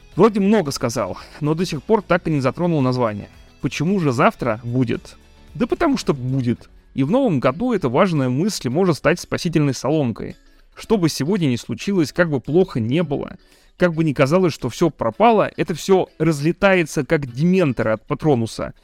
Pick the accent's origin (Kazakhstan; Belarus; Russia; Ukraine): Russia; Я родился и живу в России.